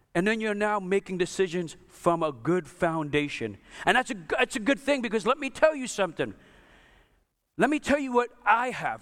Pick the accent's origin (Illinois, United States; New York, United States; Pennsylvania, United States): New York, United States; I'm from New York